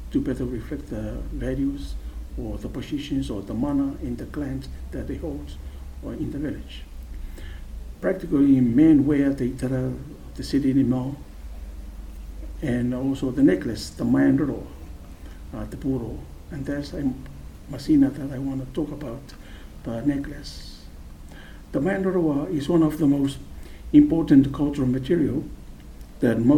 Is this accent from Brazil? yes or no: no; Butaritari, Kiribati; moved away as an adult; now in New Zealand; I hail from the sovereign independent Republic of Kiribati in the Central Pacific. I come from Putaritari, that's the northern island in the Republic of Kiribati